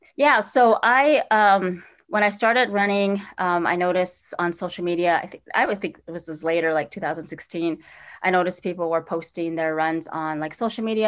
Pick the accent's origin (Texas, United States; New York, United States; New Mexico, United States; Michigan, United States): New Mexico, United States; Four Corners area, northern; also born or lived in Navajo Nation; now in Minneapolis, United States; I grew up in northern New Mexico in the Four Corners area